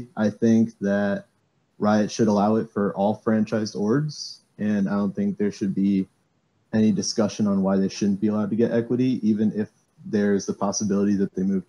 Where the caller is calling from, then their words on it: Miami, Florida, United States; I'm calling from Miami, Florida.